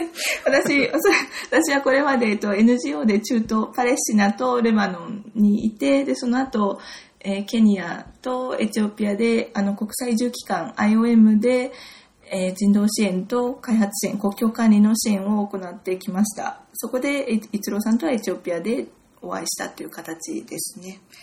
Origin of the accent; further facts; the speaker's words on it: Gunma, Japan; moved away as an adult; also born or lived in United Kingdom; 私はお隣の群馬県出身で、ずっと